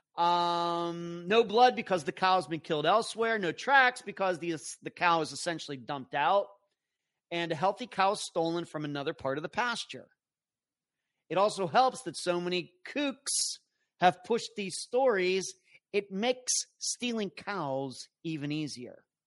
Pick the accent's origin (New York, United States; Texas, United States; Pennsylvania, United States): Pennsylvania, United States; growing up in Pennsylvania, our backyard butted up against the cow pasture